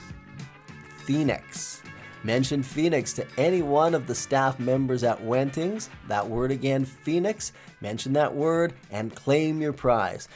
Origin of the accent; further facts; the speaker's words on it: Saskatchewan, Canada; moved away; I'm originally from Saskatchewan